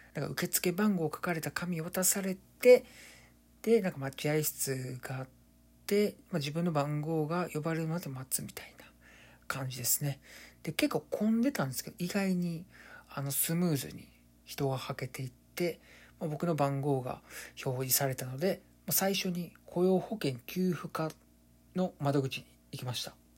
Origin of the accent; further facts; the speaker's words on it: Kansai, Japan; 僕関西出身で